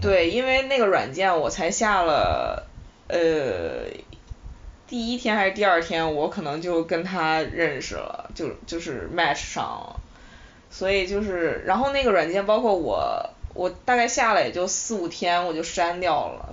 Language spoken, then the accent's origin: Chinese; Shanxi, China; now in Beijing, China; 然后从西安要回到我的老家山西